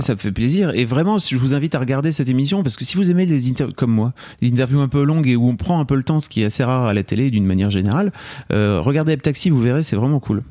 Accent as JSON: {"language": "French", "town": "Lille", "region": "Hauts-de-France", "country": "France", "tie": "born or raised there", "said": "en tant que Lillois, moi, j'ai grandi la frontière belge"}